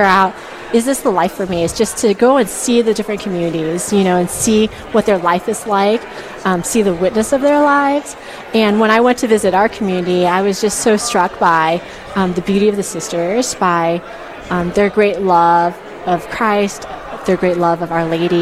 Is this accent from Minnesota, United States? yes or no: no; Southern California, United States; I grew up in Southern California